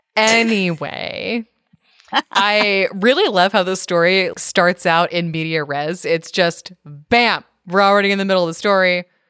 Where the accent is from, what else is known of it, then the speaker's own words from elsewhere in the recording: California, United States; moved away; also born or lived in Maryland; I grew up in California and then I moved to Maryland